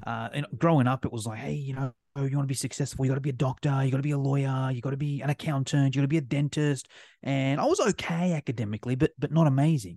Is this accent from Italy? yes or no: no; Australia; accent: Australian; as you can probably tell by my accent, I'm from Australia.